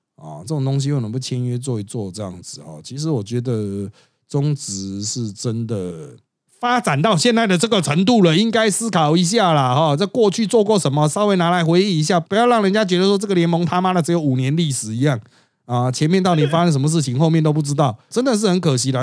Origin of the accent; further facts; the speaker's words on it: Taiwan; 我们台湾人